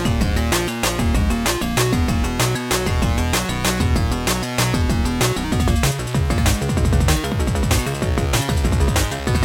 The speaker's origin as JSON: {"language": "English", "region": "Georgia", "country": "United States", "said": "I'm from Georgia"}